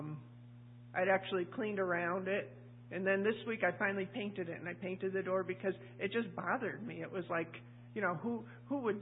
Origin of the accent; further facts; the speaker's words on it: New England, United States; moved away; I'm from New England